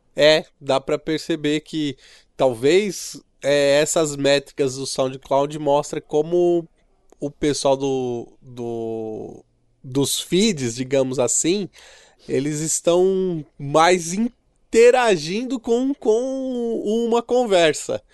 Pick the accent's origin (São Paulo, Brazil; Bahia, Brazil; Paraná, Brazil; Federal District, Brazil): São Paulo, Brazil; Santo André; also born or lived in Sapopemba, São Paulo; São Bernardo do Campo e Minha Terra Santo André